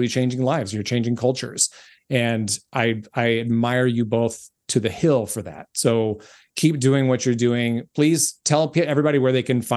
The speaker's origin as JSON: {"language": "English", "town": "Memphis", "region": "Tennessee", "country": "United States", "tie": "born or raised there", "said": "there, my hometown"}